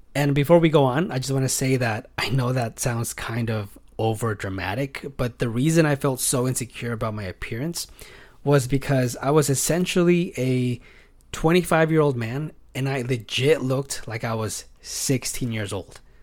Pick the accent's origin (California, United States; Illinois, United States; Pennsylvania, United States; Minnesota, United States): California, United States; also born or lived in Fresno, California; I am from California. I live in Fresno, which is here in the Central Valley